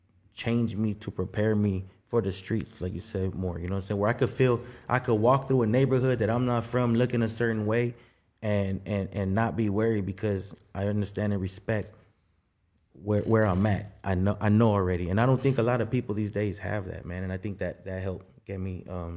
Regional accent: Guatemala; I'm from Guatemala and I'm black, but I don't use the card on either one.

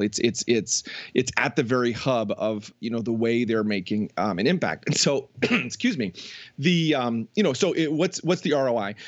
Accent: just outside of Toronto, Ontario, Canada; moved away as an adult; also born or lived in New Jersey; I grew up just outside of Toronto

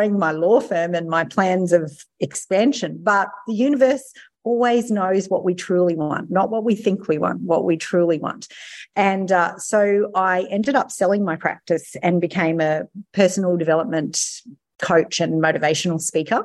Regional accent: Mackay, Queensland, Australia; also born or lived in Sydney; I'm from Mackay

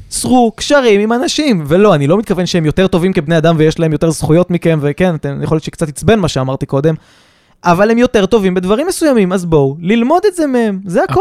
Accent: Kfar Saba, Central District, Israel; זיכרונות מהשכונה בכפר סבא

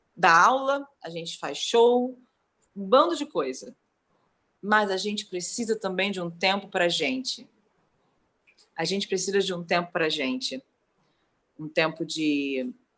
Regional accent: Brazil; enquanto brasileiros

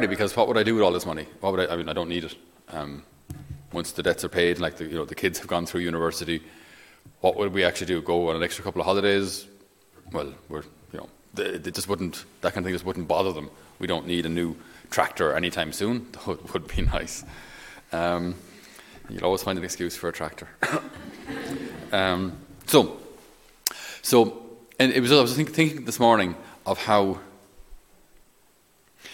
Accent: Ireland; I didn't choose to grow up in Ireland

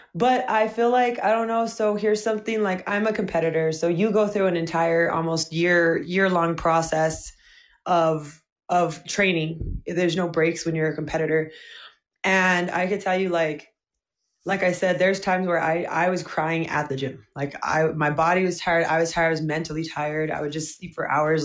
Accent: Albuquerque, New Mexico, United States; I was actually born and um, raised, and I still live in Albuquerque, New Mexico

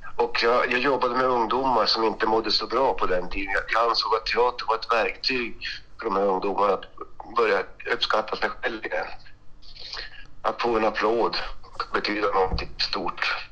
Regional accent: Luleå, Norrbotten County, Sweden; jag är från Luleå

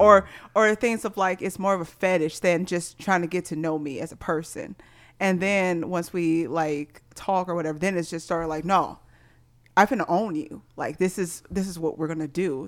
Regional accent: Missouri, United States; growing up in Missouri

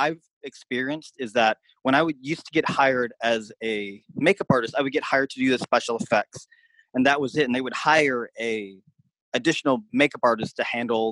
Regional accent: Seattle, Washington, United States; I'm originally from Seattle, Washington

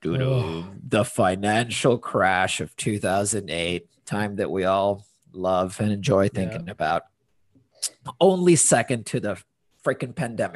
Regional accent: Honduras; also born or lived in London, United Kingdom / United States; now in Portland, United States; I am currently in Portland, but am originally from Honduras

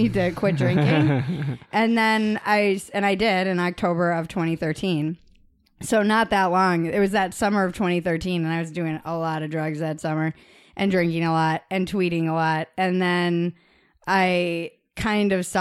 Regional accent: Boston, Massachusetts, United States; we're from Boston

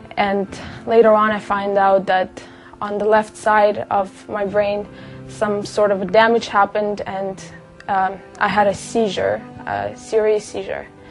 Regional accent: Kazakhstan; moved away; I came from Kazakhstan. My mom and my dad are Russian Jew, and uh, I grew up in the country where Muslims and Orthodox are the biggest religions there

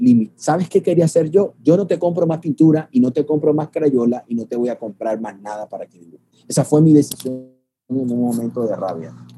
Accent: Barranquilla, Atlántico, Colombia; moved away as an adult; now in Medellín, Colombia; salir de mi ciudad natal, que es la ciudad de Barranquilla, Colombia, y estoy radicado en Medellín

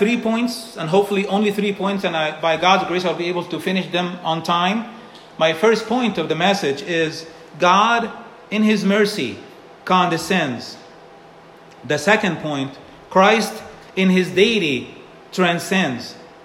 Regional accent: Egypt; moved away; Growing up in Egypt

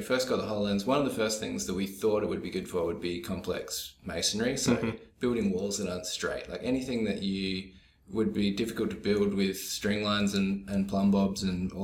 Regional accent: Albany, Western Australia, Australia; moved away; I grew up in Albany, Western Australia

